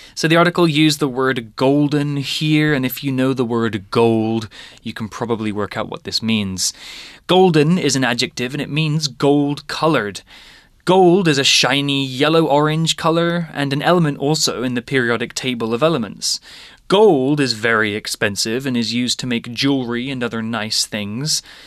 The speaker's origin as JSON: {"language": "English", "town": "Lowestoft", "region": "East of England", "country": "United Kingdom", "tie": "born or raised there", "moved": "as an adult", "lives_now": "Taiwan", "said": "my hometown Lowestoft is in the east of England"}